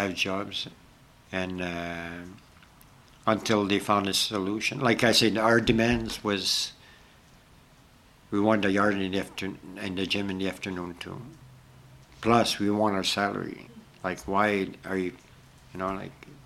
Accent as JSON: {"language": "English", "region": "Ontario", "country": "Canada", "said": "I'm from Ontario"}